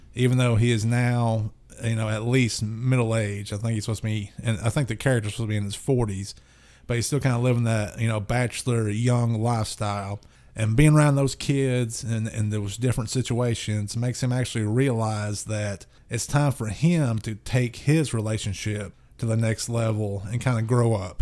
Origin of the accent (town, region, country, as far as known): the South, United States